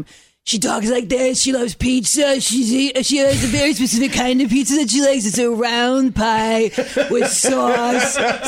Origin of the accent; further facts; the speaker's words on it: Evanston, Illinois, United States; moved away as an adult; now in Los Angeles, United States; I'm from Chicago. I grew up in Evanston, Illinois, right outside of Chicago. But yeah, I've been out here for like 10 years.